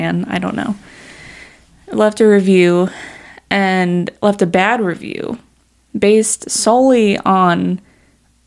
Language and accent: English; Long Island, New York, United States; moved away as an adult; now in Southern United States; we're still from Long Island